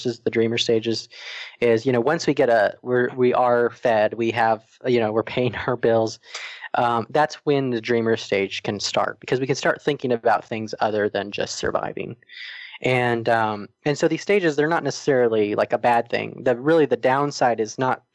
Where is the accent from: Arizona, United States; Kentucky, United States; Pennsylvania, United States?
Arizona, United States; moved away as an adult; also born or lived in Atlanta, Georgia; we met in high school and we're actually both from Arizona